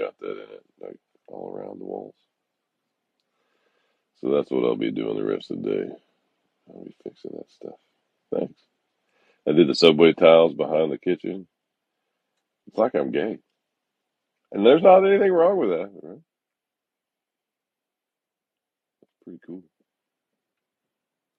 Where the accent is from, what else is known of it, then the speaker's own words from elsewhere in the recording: the South, United States; moved away as an adult; also born or lived in Texas; now in Florida Keys, United States; I grew up in the South